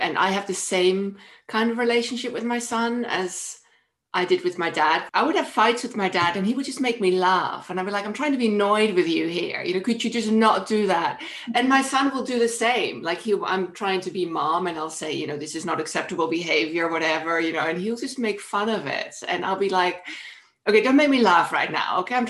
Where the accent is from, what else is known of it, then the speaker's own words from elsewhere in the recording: Netherlands; we're Dutch.